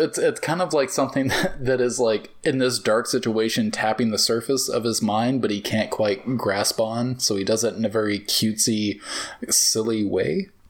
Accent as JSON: {"language": "English", "region": "the South", "country": "United States", "accent": "Southern", "said": "because I am from the South and I feel like I should be able to do, like, a Southern accent like that well, but I think I fought my whole life to not have a Southern accent"}